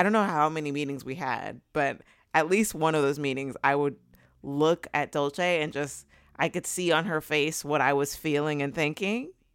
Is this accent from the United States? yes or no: yes; Southern California, United States; also born or lived in Los Angeles; I live in L A, and I've, I'm from Southern California originally